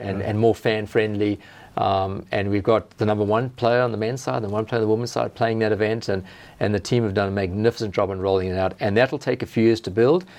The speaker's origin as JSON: {"language": "English", "country": "South Africa", "moved": "yes", "lives_now": "Australia", "said": "I have family back in South Africa."}